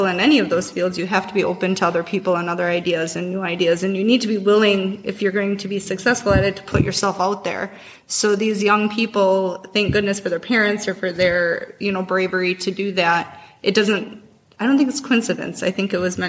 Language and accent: English; Kaukauna, Wisconsin, United States; I grew up in Kaukauna